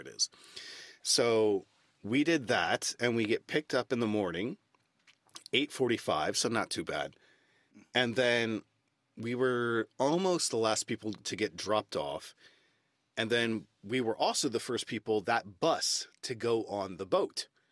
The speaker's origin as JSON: {"language": "English", "country": "United States", "also_born_or_lived": "London, United Kingdom", "moved": "as an adult", "lives_now": "Stockholm, Sweden", "said": "as an American"}